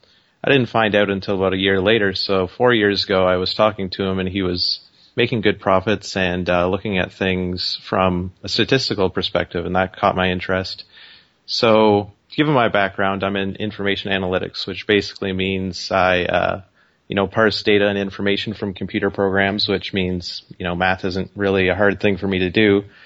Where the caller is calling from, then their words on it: Kitchener-Waterloo area, Ontario, Canada; I'm just calling from outside of Toronto in Ontario, Canada. So okay. Big city, but just on the outskirts, kind of Kitchener-Waterloo area.